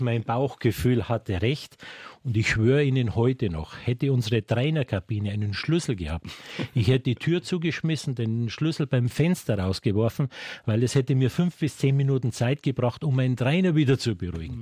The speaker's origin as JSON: {"language": "German", "town": "Munich", "region": "Bavaria", "country": "Germany", "tie": "born or raised there", "said": "Ich bin gebürtiger Münchner, ich kenne diese Stadt."}